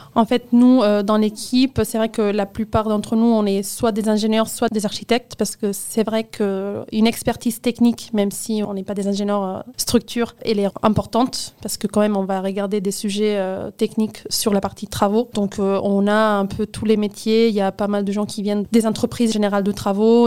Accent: Barcelona, Catalonia, Spain; French is a second language; moved away as an adult; now in Paris, France; je viens de Barcelone, en Espagne

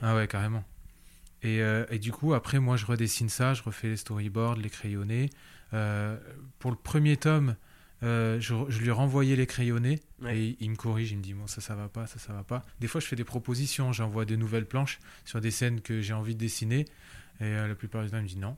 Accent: Réunion; moved away as an adult; also born or lived in Paris; je suis rentré à La Réunion

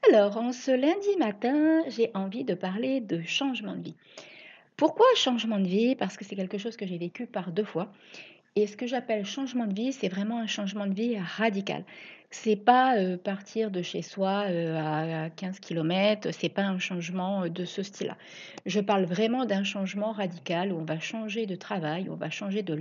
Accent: Reims, Grand Est, France; now in La Ciotat, France; Ça faisait 17 ans que j'étais partie vivre là-bas, alors qu'à la base, je suis originaire de Reims.

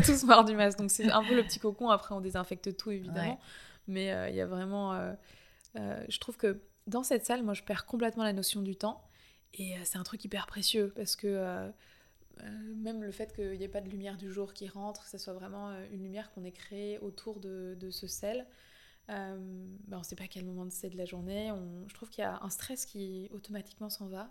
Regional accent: Paris, Île-de-France, France; moved away as an adult; also born or lived in Canada; j'ai toujours été hyper attachée à Paris, c'est ma ville natale

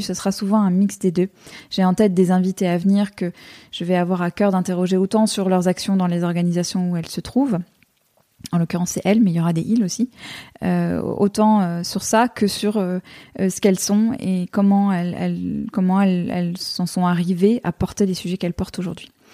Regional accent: United States; moved away; j'ai grandi aux États-Unis

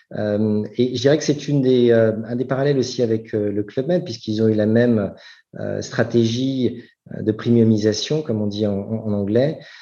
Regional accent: France; moved away as an adult; also born or lived in United States / Singapore; ça fait maintenant 13 ans que je suis parti de, de France

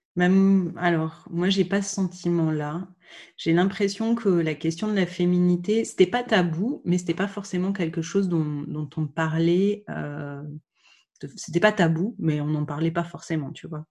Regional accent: Dijon, Bourgogne-Franche-Comté, France; also born or lived in Lyon; j'ai grandi, j'ai grandi à Dijon, qui est la région où je suis née

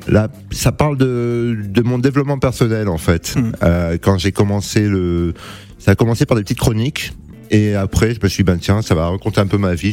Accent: Cannes, Provence-Alpes-Côte d'Azur, France; moved away as an adult; now in Paris, France; je viens de Cannes et je suis monté sur Paris

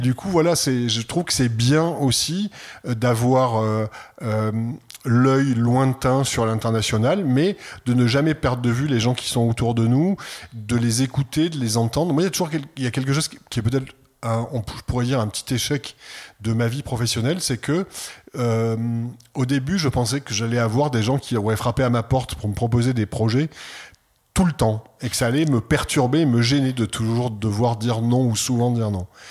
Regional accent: Provence-Alpes-Côte d'Azur, France; je suis provençal, né dans une famille provençale

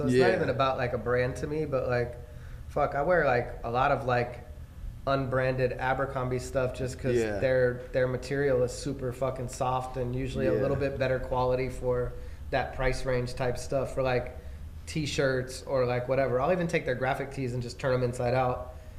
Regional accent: California, United States; I'm from California.

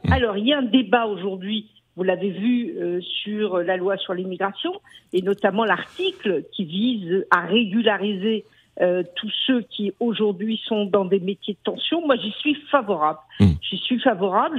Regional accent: France; also born or lived in Paris; nous, en tant que Français

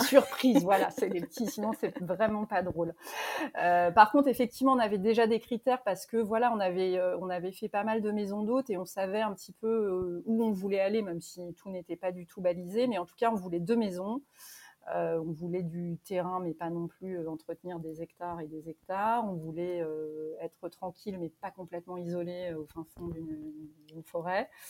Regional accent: Normandy, France; also born or lived in Paris; now in Périgord, France; je suis originaire de Normandie avec des attaches plutôt en Bretagne

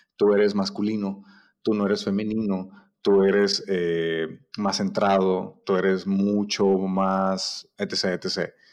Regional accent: Mexico; Nosotros como mexicanos

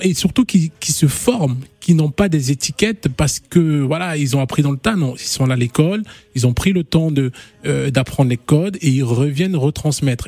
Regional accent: Gabon; je suis gabonais aussi

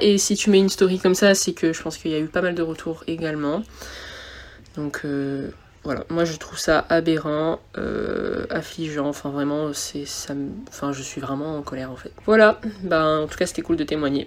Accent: Réunion; moved away as an adult; also born or lived in mainland France; now in France; moi je viens de la Réunion, ça fait 5 ans que, bah, je, viens en métropole maintenant

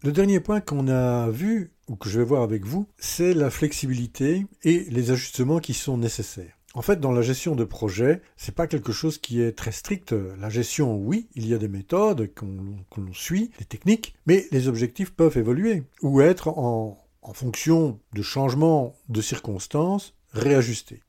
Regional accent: Belgium; Oui, je suis belge

